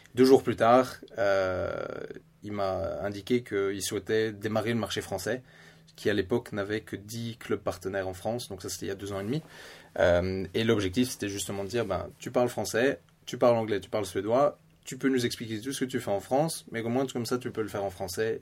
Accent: Belgium; accent: Belgian; moved away as an adult; now in Stockholm, Sweden; j'ai grandi bien sûr en, Belgique avec de la famille suédoise

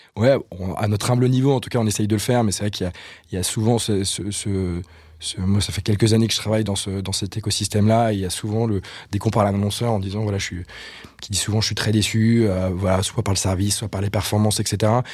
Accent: Brittany, France; moved away as an adult; also born or lived in Nantes / Reims / Paris; je viens de, je viens de Bretagne

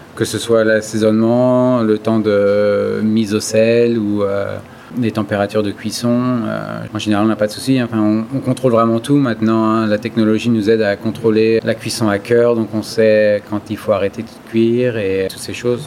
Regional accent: France; moved away as an adult; now in United States; c'est là d'où je viens

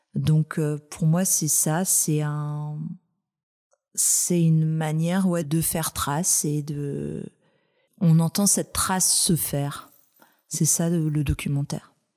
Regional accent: Brittany, France; je suis bretonne

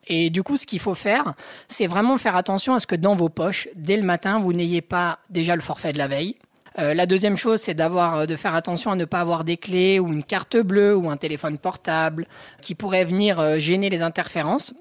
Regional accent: Haute-Savoie, Auvergne-Rhône-Alpes, France; Je suis de Haute-Savoie

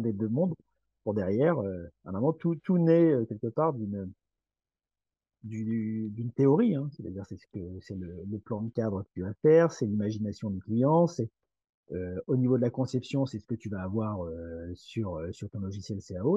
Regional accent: Brittany, France; je suis breton

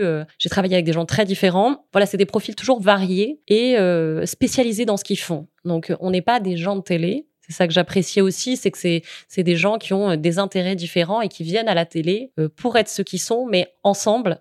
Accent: Générac, Occitania, France; moved away as an adult; also born or lived in Nîmes / Paris; now in Marseille, France; Enfin, je suis née à Nîmes. Mais j'ai vécu les 16 premières années de ma vie dans un petit village euh, en Camargue, entre Arles

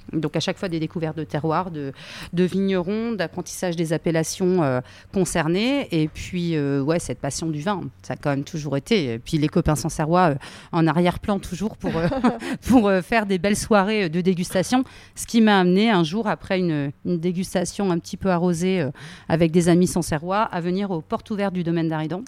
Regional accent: Berry, Centre-Val de Loire, France; je suis du Berry, mais dans le Berry, tous les gens ne sont pas euh, de la terre

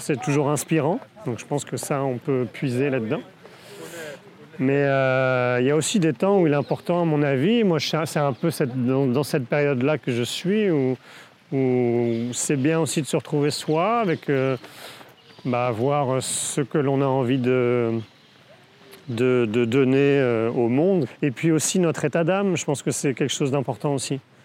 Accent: Brittany, France; also born or lived in Saint-Jacques-de-la-Mer; j'ai grandi en Bretagne

